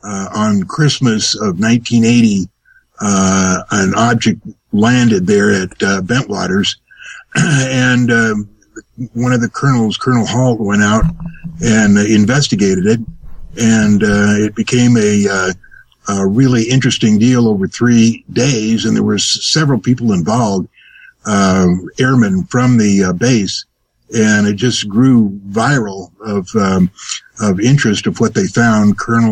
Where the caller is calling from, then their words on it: Las Vegas, Nevada, United States; I'm in Las Vegas, where I live.